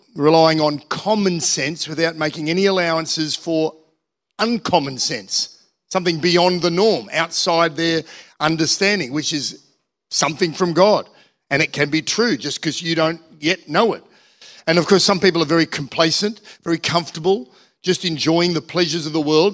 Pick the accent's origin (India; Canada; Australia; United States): Australia; Manly, New South Wales; moved away as an adult; now in Central Coast, Australia; I grew up in Manly. I grew up in Manly Warringah